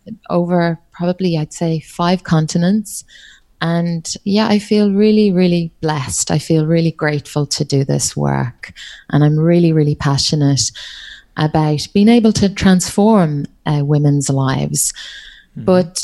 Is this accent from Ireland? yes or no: yes; Ireland; accent: Irish; now in Australia; I'm Irish, but my accent is hard to pick up because I've been living in Australia. Gosh, I think it's coming up on maybe 14 years now. So yeah, you can hear the Irish accent, I think, every so often